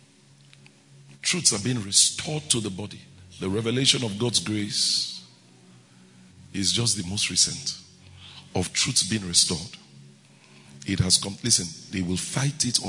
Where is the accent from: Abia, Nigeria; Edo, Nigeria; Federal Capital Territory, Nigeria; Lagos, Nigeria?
Edo, Nigeria; Benin City; I grew up in Benin